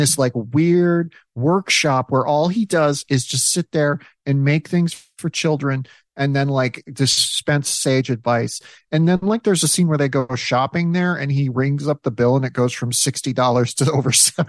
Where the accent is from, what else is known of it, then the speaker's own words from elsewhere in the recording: South Dakota, United States; Yeah, I grew up in South Dakota. And so the Twin Cities were like the place you went when you wanted to go somewhere a little bit bigger than Sioux Falls